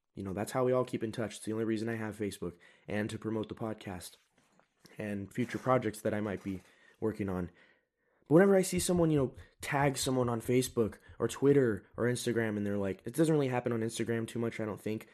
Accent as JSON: {"language": "English", "country": "United States", "said": "I am an American"}